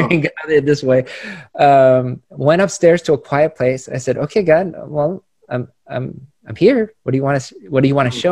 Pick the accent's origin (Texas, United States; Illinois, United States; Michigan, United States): Illinois, United States; Chicago; now in Los Angeles, United States; I was born in Chicago